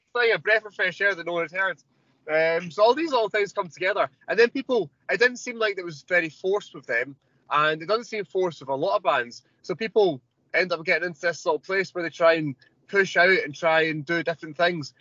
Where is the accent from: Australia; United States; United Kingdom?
United Kingdom; Scotland; I'm from Scotland